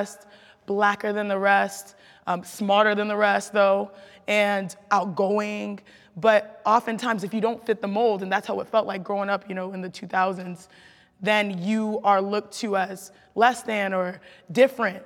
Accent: Houston, Texas, United States; growing up in Houston, Texas, in the burbs

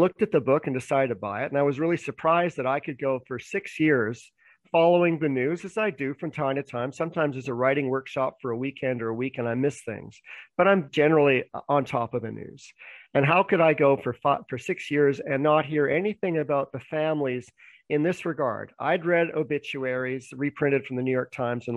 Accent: Vancouver, British Columbia, Canada; also born or lived in Toronto; I was born in Vancouver, Canada.

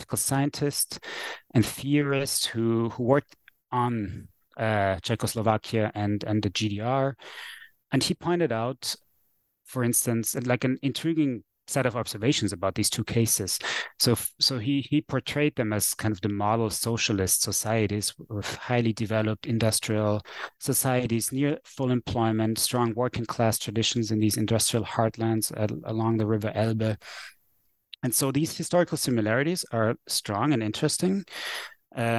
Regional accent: Vienna, Austria; first language German; English is a second language; I am from Vienna, which is a city to the east of Prague.

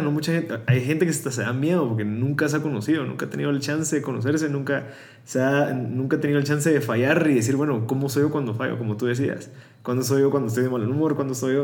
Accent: Guatemala; somos guatemaltecos

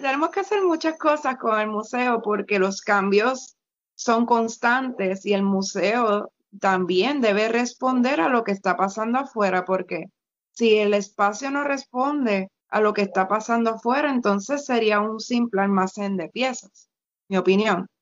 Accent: Puerto Rico

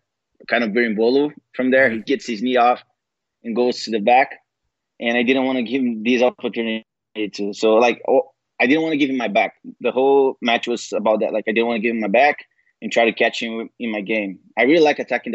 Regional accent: Niterói, Rio de Janeiro, Brazil; moved away; the gym I started training at in my hometown, Niterói, in Rio

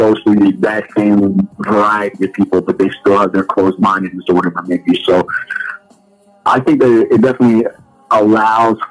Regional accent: Toronto, Ontario, Canada; But my mom and my grandmother, et cetera, moved to Toronto, and I grew up in Toronto

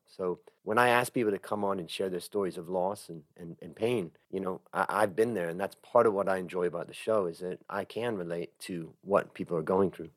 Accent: Cleveland, Ohio, United States; moved away as an adult; also born or lived in California; now in Thailand; I grew up in Cleveland, Ohio

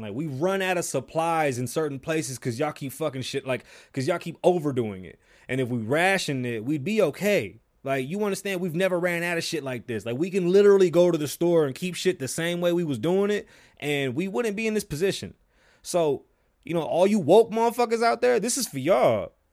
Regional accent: New York City, New York, United States; I'm from the Bronx, New York, if you didn't know. I was born on the South Side, one hundred eighty from Hughes.

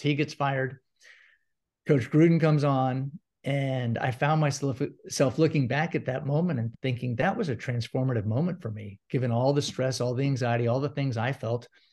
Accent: Gainesville, Florida, United States; also born or lived in St. Petersburg, Florida; I grew up in Gainesville, huge Gator fan

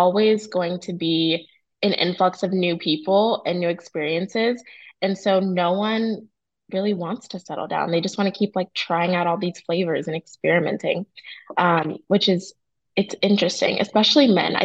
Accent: New Jersey, United States; now in Charlotte, United States; I'm from Jersey. We're both in Charlotte.

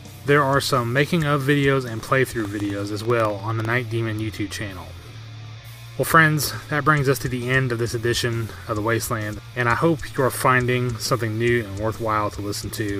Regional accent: Asheville, North Carolina, United States; here in my hometown of Asheville, North Carolina

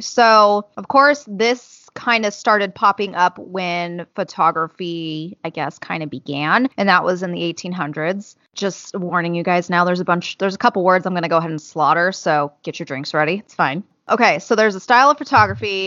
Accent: California, United States; I'm from California

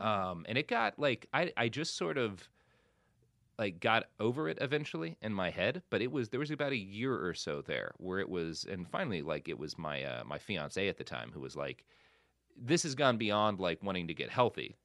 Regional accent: Plano, Texas, United States; also born or lived in Oklahoma; now in Los Angeles, United States; I grew up so much in Plano

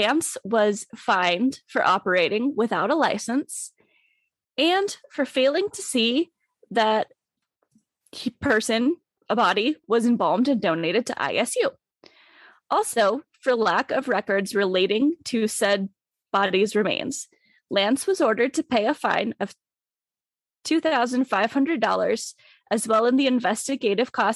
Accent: Pocatello, Idaho, United States; Downard Funeral Home is located in Pocatello, Idaho. That's right, my hometown

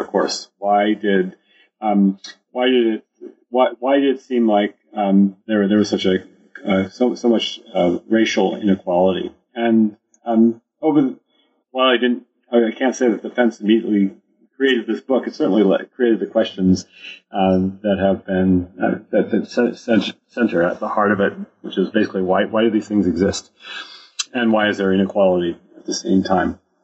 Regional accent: United States; I grew up in the United States

